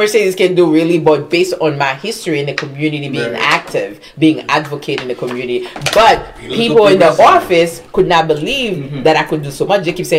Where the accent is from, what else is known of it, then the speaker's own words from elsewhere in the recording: Haiti; now in New York, United States; Haitian. Oh, proud Haitian.